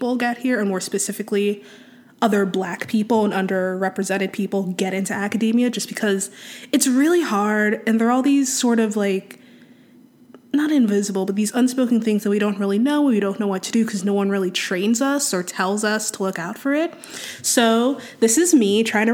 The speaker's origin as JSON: {"language": "English", "town": "Gaithersburg", "region": "Maryland", "country": "United States", "tie": "born or raised there", "also_born_or_lived": "Washington, District of Columbia, United States / New York / Philadelphia", "moved": "as an adult", "lives_now": "Twin Cities, United States", "said": "I was born in DC and raised just outside it in Gaithersburg, Maryland"}